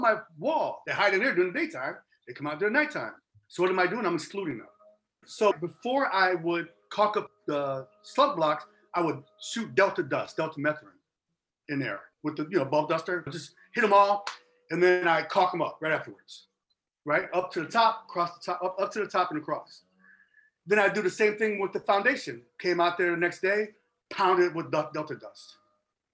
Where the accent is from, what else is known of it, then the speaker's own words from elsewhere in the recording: Chicago, Illinois, United States; now in Arizona, United States; I'm from Chicago originally, and I'm like hardcore Chicago.